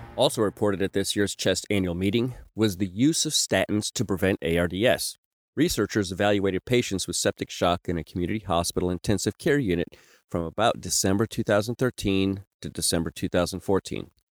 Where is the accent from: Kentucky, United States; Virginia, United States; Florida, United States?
Kentucky, United States; moved away; I'm originally from Kentucky